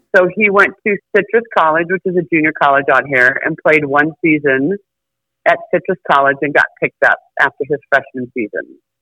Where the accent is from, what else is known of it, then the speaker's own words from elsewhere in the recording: Minnesota, United States; now in California, United States; I'm from Minnesota, so is my husband